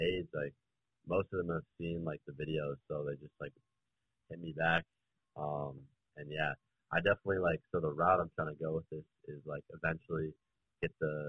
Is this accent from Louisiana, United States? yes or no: no; Chicago, Illinois, United States; I'm from Chicago. I'm 19, turned 19 a few months ago. I go to college, Marquette University